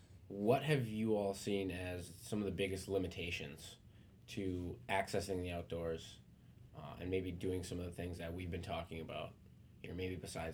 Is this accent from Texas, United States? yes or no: no; Wisconsin, United States; when you grow up in Wisconsin, I think there's just something intangible about it that is special.